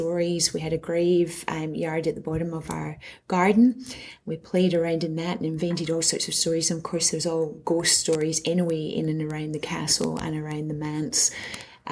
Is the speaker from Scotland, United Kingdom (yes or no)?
yes; Glasgow, Scotland, United Kingdom; moved away as an adult; also born or lived in Edinburgh; now in Townsville, Australia; I grew up in Glasgow